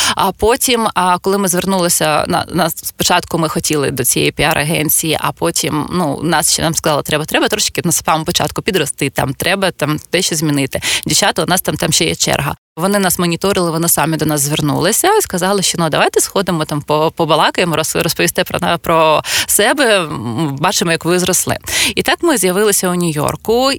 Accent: Zaporizhzhia, Zaporizhzhia Oblast, Ukraine; moved away as an adult; now in Kyiv, Ukraine; я родом з Запоріжжя

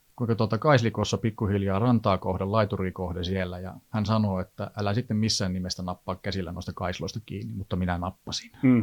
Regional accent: Eastern Finland, Finland; also born or lived in Helsinki area; now in Helsinki, Finland; minä olen Itä-Suomesta

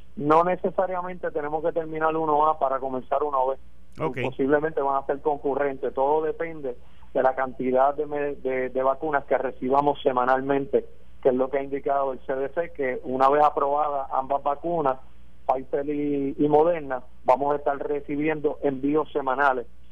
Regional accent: Puerto Rico; mi pueblo, de Puerto Rico

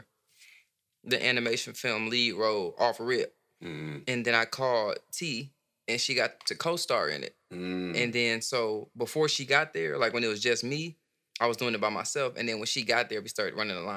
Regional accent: Benton Harbor, Michigan, United States; also born or lived in Flint, Michigan; I was born in Flint and raised in Benton Harbor

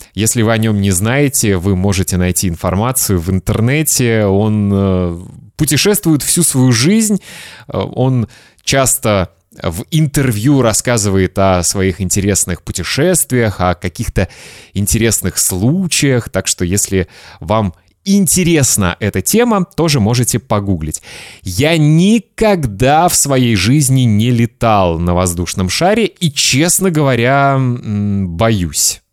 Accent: Kaliningrad, Kaliningrad Oblast, Russia; мой родной город Калининград

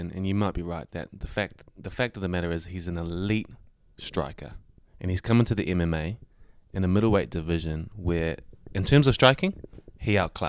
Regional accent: New Zealand; as a Kiwi

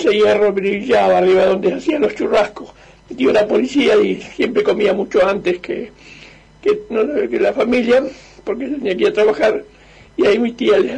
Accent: Lincoln, Buenos Aires Province, Argentina; yo soy linqueño y en mi pueblo cuando éramos chicos eh, yo vivía con, vivíamos todos con mis tíos, con mis tíos y en una casa grande

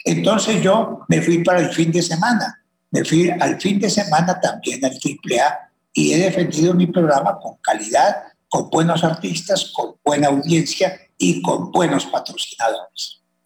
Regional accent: Colombia; así somos los colombianos, por Dios. Los colombianos somos personas eh, echadas para adelante

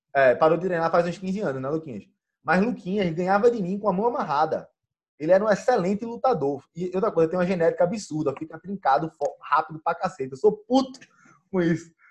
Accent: Pernambuco, Brazil; a primeira vez que eu saí de Pernambuco

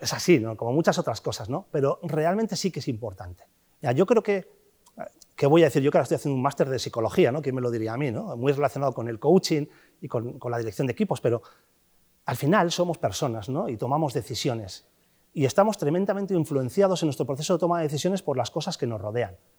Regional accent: Castro Urdiales, Cantabria, Spain; moved away; also born or lived in Bilbao / Santander; Nací en Bilbao, sí, nací en Bilbao, pero soy de Castro.

